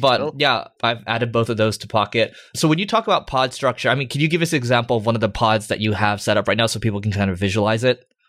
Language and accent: English; United States; accent: American; my American accent